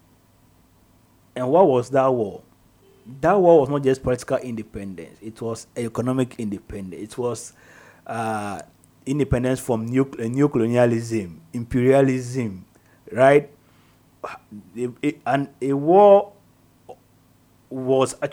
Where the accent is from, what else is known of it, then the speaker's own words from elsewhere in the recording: Ghana; as a Ghanaian